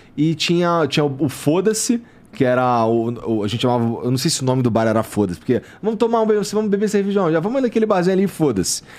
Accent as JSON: {"language": "Portuguese", "region": "Rio de Janeiro", "country": "Brazil", "moved": "yes"}